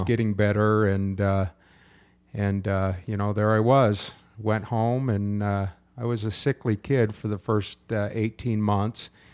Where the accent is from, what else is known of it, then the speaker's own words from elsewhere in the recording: Utah, United States; also born or lived in Southern California; I was brought up in a church until I was nine years old when we moved from Southern California to Utah